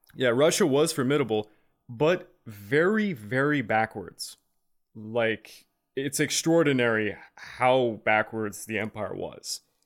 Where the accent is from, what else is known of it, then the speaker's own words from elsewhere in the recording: Quebec, Canada; we're from Quebec, we learned this in high school